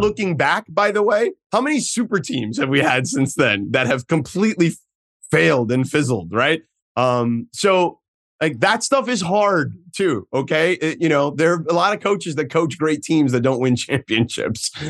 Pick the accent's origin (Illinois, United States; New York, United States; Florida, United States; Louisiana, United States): Florida, United States; Miami; come back to my hometown